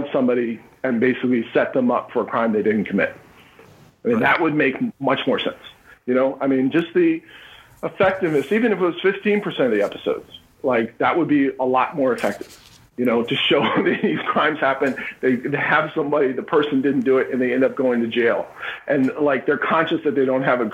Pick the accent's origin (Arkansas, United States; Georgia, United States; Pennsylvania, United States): Pennsylvania, United States; Philadelphia; I'm from Philly